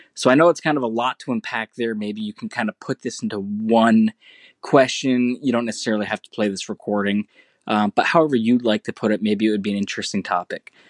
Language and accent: English; United States; my same American nationality and identification